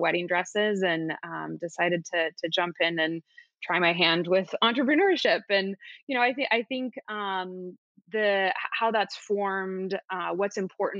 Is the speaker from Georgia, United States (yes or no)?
no; Beaverton, Oregon, United States; As a girl growing up in Beaverton, Oregon, which is outside of Portland